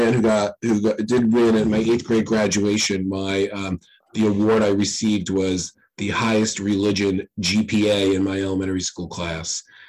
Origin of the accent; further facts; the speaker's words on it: New York, United States; two partially Irish and Italian New Yorkers